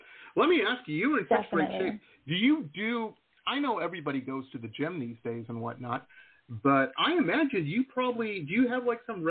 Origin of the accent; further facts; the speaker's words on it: Detroit, Michigan, United States; now in Las Vegas, United States; I grew up in Detroit.